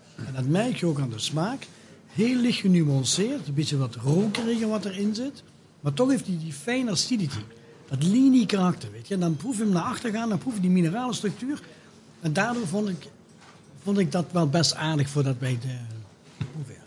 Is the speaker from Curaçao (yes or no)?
no; Belgium; now in Netherlands; een kleintje het landje waar ik vandaan kom.